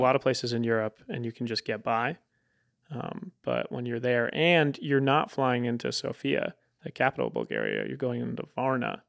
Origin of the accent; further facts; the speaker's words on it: Connecticut, United States; moved away; I'm from Connecticut